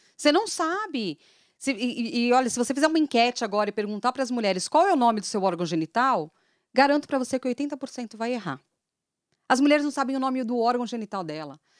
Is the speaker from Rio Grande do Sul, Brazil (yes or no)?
no; São Paulo, Brazil; moved away; eu sou de São Paulo